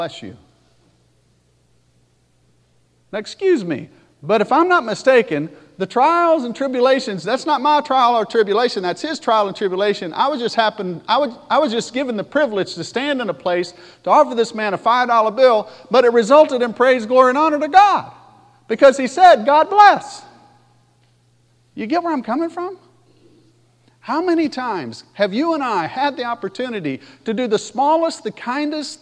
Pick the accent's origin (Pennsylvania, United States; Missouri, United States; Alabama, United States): Alabama, United States; I talk funny. Because I sound like I do and I'm from Alabama